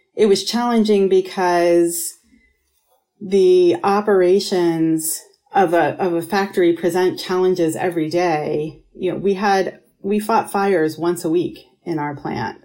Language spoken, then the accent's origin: English; Pittsburgh, Pennsylvania, United States; moved away; also born or lived in Rochester, New York; I grew up in Pittsburgh, Pennsylvania, and then Rochester, New York, half and half